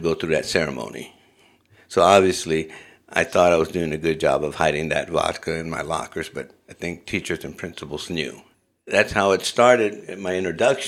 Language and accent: English; Los Angeles, California, United States; moved away as an adult; now in Moscow, Idaho, United States; I grew up in Southern California in neighborhoods of Los Angeles.